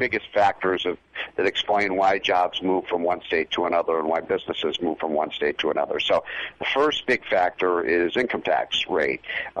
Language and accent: English; Illinois, United States; my home state of Illinois